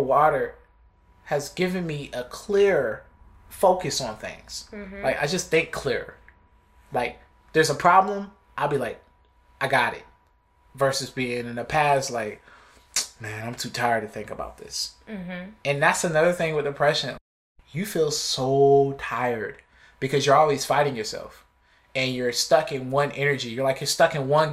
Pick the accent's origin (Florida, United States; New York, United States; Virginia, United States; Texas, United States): New York, United States; Buffalo; I'm from Buffalo